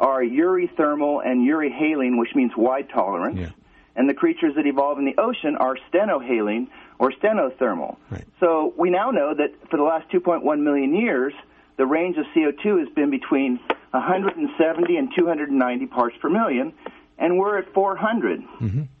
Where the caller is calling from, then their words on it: Calgary, Alberta, Canada; Um, I am from Calgary, Alberta